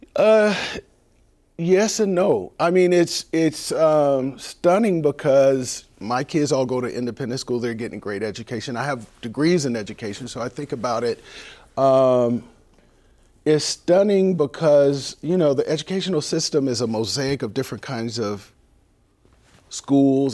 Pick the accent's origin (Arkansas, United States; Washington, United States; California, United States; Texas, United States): California, United States; San Diego; also born or lived in Los Angeles; now in Seattle, United States; I was born in, in, in San Diego, in the Southeast San Diego